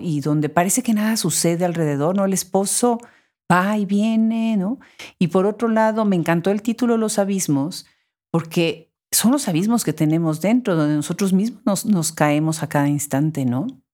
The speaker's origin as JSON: {"language": "Spanish", "region": "Puebla", "country": "Mexico", "tie": "born or raised there", "said": "en Puebla, mi ciudad natal en México"}